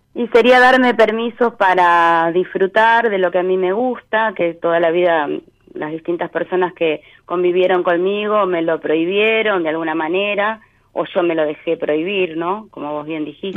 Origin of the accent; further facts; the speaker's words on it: Monte Grande, Buenos Aires Province, Argentina; also born or lived in Luis Guillón; yo nací en Luis Guillón y bueno, me crié acá